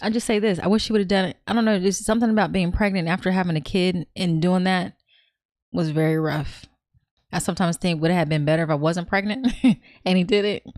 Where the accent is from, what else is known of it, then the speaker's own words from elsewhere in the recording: California, United States; I'm from Cali